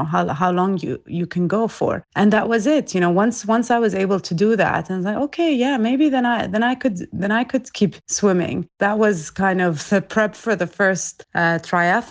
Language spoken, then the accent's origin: English; Abu Dhabi, United Arab Emirates; also born or lived in Iraq; I'm from Iraq, but I was born and raised in Abu Dhabi in the UAE